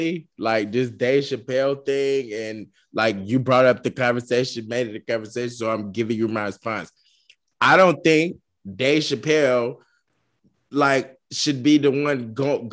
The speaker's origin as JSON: {"language": "English", "region": "the South", "country": "United States", "said": "I'm from the South. You know, we pronounce stuff different."}